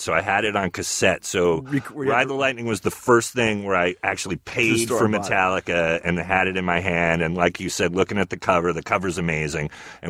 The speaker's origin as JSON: {"language": "English", "area": "the Bay Area", "region": "California", "country": "United States", "tie": "born or raised there", "said": "I'm 50, so I liked the first record, and also growing up in the Bay Area"}